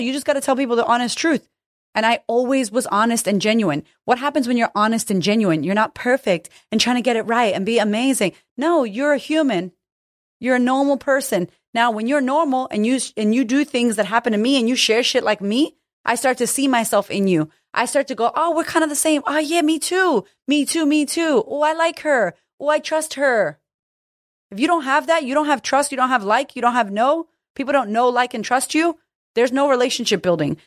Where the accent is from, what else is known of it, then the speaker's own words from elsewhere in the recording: United States; I'm American